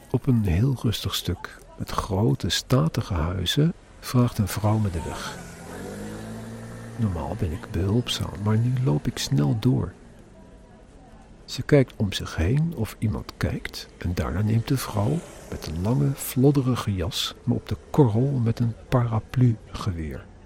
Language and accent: Dutch; Netherlands; als Nederlander